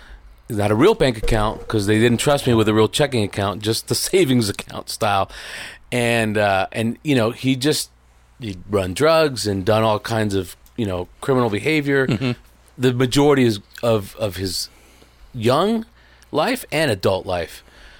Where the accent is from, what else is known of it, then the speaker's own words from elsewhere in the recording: Miami, Florida, United States; also born or lived in Puerto Rico; I was born in Puerto Rico, and I grew up in Miami mostly. From 12 on, it was Miami, Florida.